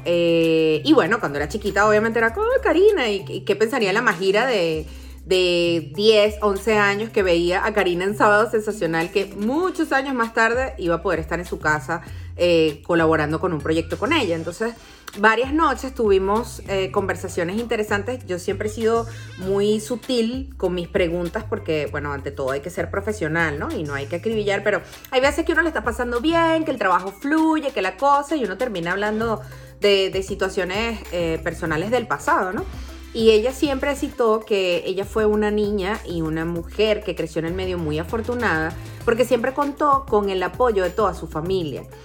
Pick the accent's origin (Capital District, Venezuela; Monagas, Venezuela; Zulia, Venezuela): Capital District, Venezuela; Caracas; yo crecí y viví en Parque Central mucho tiempo